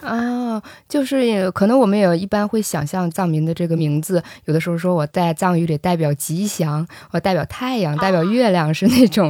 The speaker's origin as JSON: {"language": "Chinese", "region": "Northeast China", "country": "China", "said": "我是东北人，所以那个我还是比较了解东北小镇的那个状态的"}